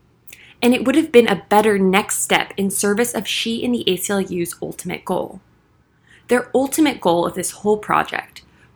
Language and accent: English; Florida, United States; my home state of Florida's law